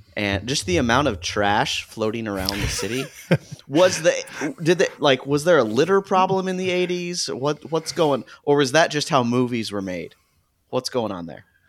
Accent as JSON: {"language": "English", "region": "Arizona", "country": "United States", "tie": "born or raised there", "said": "I grew up in Arizona"}